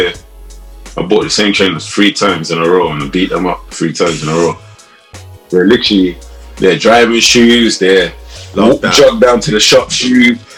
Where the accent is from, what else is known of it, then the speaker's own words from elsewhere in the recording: London, United Kingdom; also born or lived in South Croydon; I grew up in Brixton.